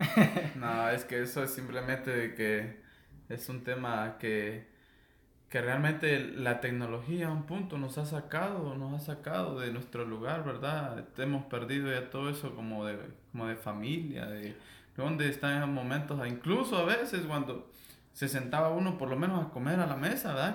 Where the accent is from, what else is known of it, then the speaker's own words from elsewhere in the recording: Guatemala; moved away; soy guatemalteco.